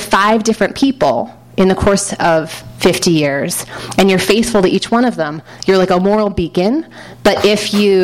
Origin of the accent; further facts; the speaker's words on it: New York City, New York, United States; I grew up in Manhattan with like these liberal bohemian maniac parents.